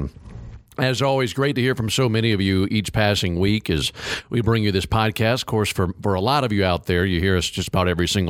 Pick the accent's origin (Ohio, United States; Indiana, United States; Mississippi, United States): Mississippi, United States; I'm from Mississippi.